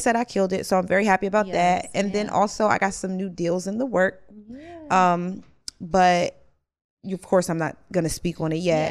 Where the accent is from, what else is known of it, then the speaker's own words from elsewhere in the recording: Maryland, United States; I had to switch my accent because y'all know how I slip into the, you know, I'm from Maryland